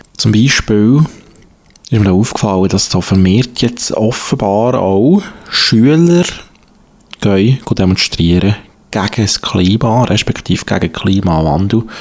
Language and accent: German; Switzerland; also born or lived in Zurich; bei uns in der Schweiz